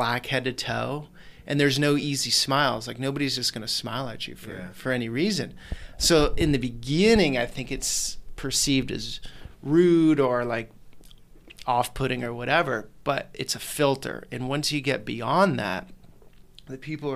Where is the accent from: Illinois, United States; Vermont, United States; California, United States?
Vermont, United States; moved away as an adult; also born or lived in New York City / San Francisco / Tahoe / Reno; I grew up in Vermont